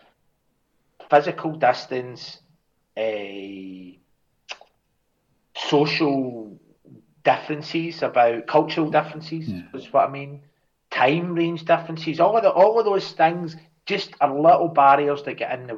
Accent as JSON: {"language": "English", "region": "Scotland", "country": "United Kingdom", "said": "I'll speak as a Scotsman"}